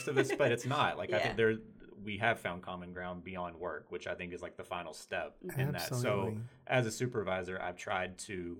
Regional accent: Kentucky, United States; we're both from Kentucky

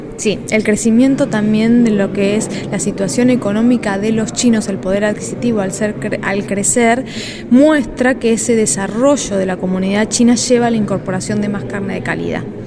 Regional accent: Argentina; cortes que los argentinos no comemos

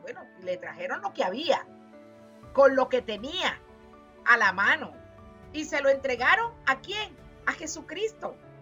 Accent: Venezuela; moved away; decimos en mi país, en Venezuela

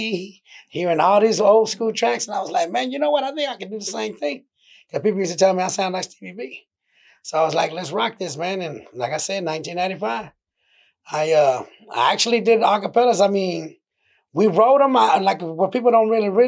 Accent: Grand Prairie, Texas, United States; also born or lived in Dallas, Texas / Mexico; I was born in Dallas. From Dallas, I went to Grand Prairie

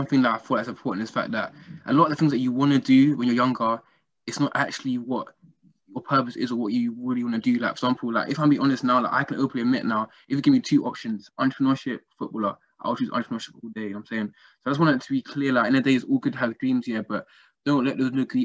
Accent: London, United Kingdom; growing up in London

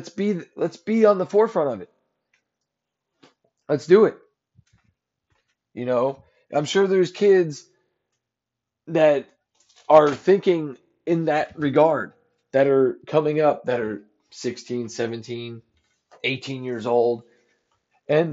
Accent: New Jersey, United States; I'm from Jersey

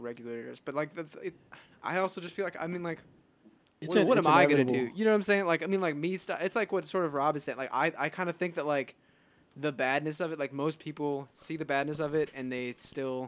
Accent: United States; I'm still an American

